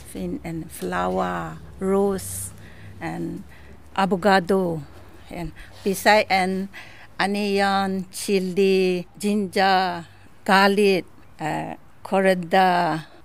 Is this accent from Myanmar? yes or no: yes; Myanmar; English is a second language; now in Australia; I'm Myanmar. I come from Myanmar.